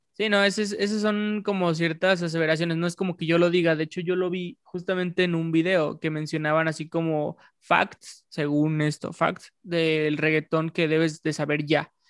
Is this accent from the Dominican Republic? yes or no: no; Mexico; yo siendo mexicano